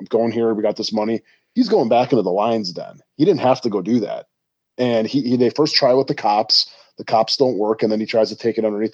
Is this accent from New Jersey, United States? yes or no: no; Milwaukee, Wisconsin, United States; I grew up in Milwaukee, which is not that far away from Chicago.